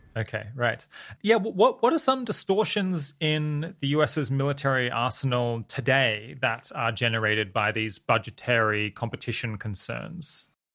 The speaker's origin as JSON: {"language": "English", "country": "Australia", "said": "I'm Australian"}